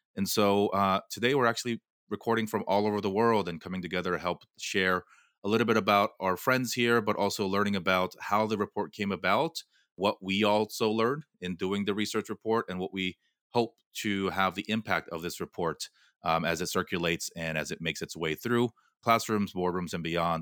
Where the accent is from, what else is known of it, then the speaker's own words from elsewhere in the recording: Southern California, United States; I grew up in Southern California